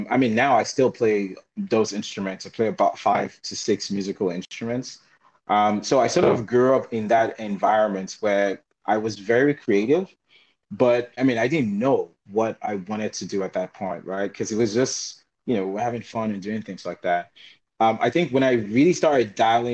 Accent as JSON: {"language": "English", "country": "Nigeria", "moved": "as an adult", "lives_now": "China", "said": "I'm from Nigeria. I'm currently a doctorate student here at Jiangxi University of Finance and Economics"}